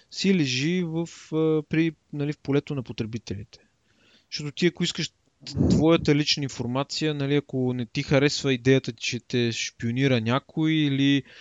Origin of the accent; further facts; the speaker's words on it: Bulgaria; ние сме българи.